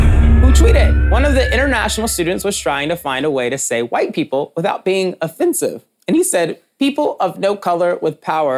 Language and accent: English; the South, United States; now in New York, United States; I grew up in the South